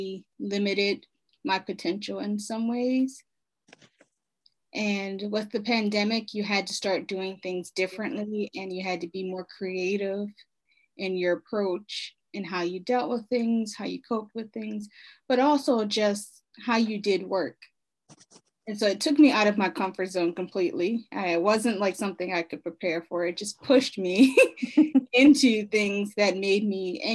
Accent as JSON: {"language": "English", "town": "Baltimore", "region": "Maryland", "country": "United States", "said": "I am from Baltimore, Maryland. I've lived there for the majority of my life"}